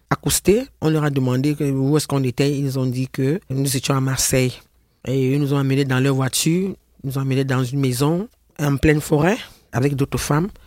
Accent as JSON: {"language": "French", "country": "Cameroon", "moved": "as an adult", "lives_now": "France", "said": "Je suis une Camerounaise, née le 2 août 1963."}